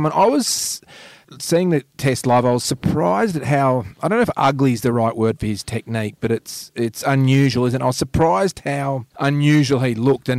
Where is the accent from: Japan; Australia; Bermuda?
Australia; But I think as an Australian fan, I think I'm speaking for a lot of Australian fans